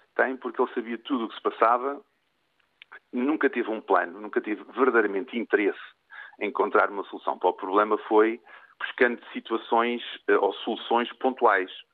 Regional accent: Portugal; also born or lived in Lisbon; enquanto português

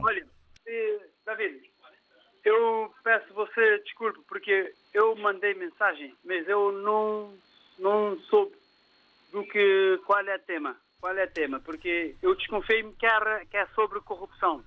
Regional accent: São Tomé & Príncipe; now in Mindelo, Cape Verde; no meu país, de, de onde eu nasci, Santo Tomé e Príncipe

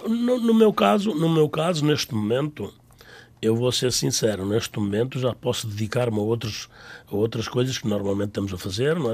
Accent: Tamengos, Centro, Portugal; now in Mineola, United States; Eu sou bairradino, não é? Nasci na Bairrada, nunca me desliguei da minha Bairrada

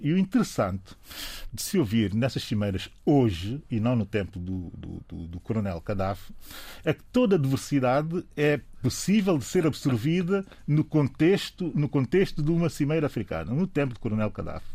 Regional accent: São Tomé & Príncipe; aquilo que eu sou enquanto São Tomense

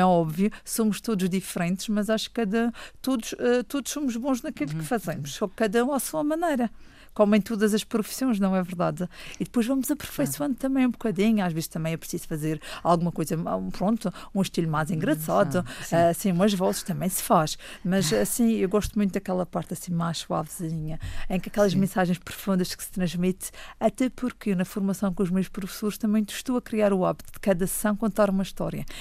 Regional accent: Funchal, Madeira, Portugal; Nasci no Funchal em 1984. Portanto, estou, sou mesmo cá da nossa bela ilha.

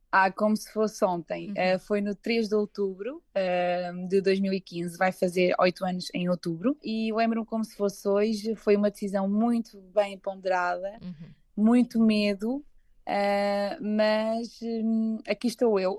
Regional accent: Portugal; moved away as an adult; now in Luxembourg; eu nunca me esqueço de onde venho, adoro Portugal e, e, penso muito em regressar em Portugal

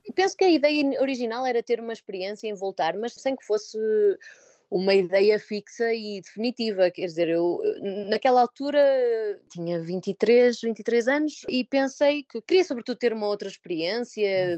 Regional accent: Póvoa de Varzim, Norte, Portugal; moved away as an adult; also born or lived in Aveiro; now in Paris, France; eu não, não venho de Lisboa, venho, venho de uma pequena cidade, da Póvoa de Varzim, e fiz meus estudos em Aveiro

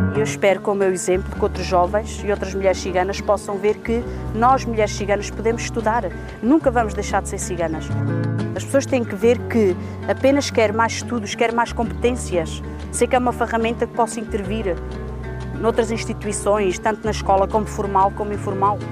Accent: Figueira da Foz, Centro, Portugal; sou da Figueira da Foz, sou da etnia cigana

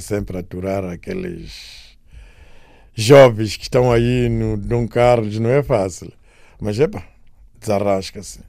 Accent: Namaacha, Maputo, Mozambique; moved away; also born or lived in Beira; Eu nasci na Namancha, minha infância é lá

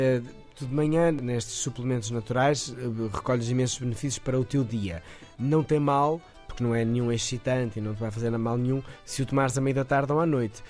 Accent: Moris, the North, Northern Portugal, Portugal; eu sou natural dos Moris, do Norte

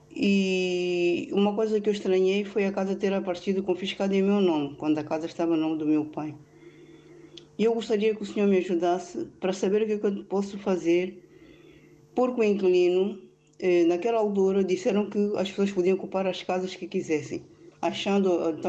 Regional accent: Angola; now in Portugal; Eu sou angolana e estou em Portugal já há muitos anos

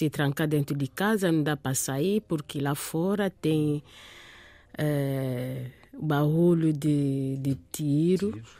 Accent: Kinshasa, DR Congo; also born or lived in France; Eu, eu, eu cresci na, na França. Uhum. Em 1985, eh, eh uhum. fiquei lá na França três anos com meu pai e a minha mãe. Depois regressamos para Kinshasa.

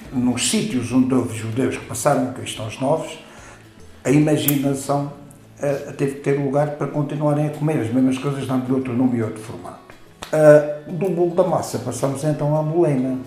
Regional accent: Castelo de Vide, Alentejo, Portugal; Quando eu era criança em Castelo Vivo

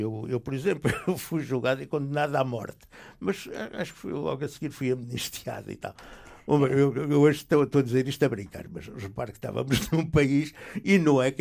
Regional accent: Portugal; moved away as an adult; also born or lived in Belgium / Algiers, Algeria; não podia ter entrado sequer como português

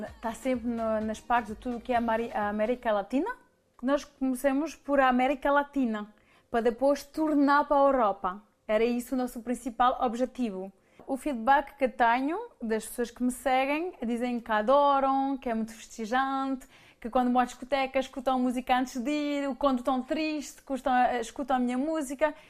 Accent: Paris, Île-de-France, France; also born or lived in Mirandela, Portugal; now in Switzerland; eu cresci em Paris

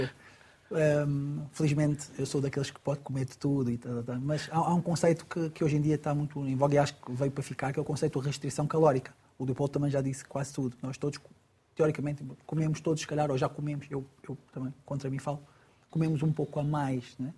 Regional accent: Angola; eu, que sou angolano, ou nasci em Angola

